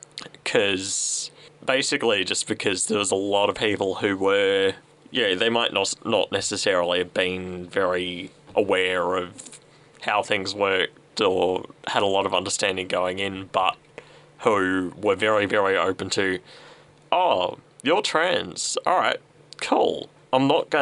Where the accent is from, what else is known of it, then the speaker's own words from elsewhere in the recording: Sunbury, Victoria, Australia; I grew up in Sunbury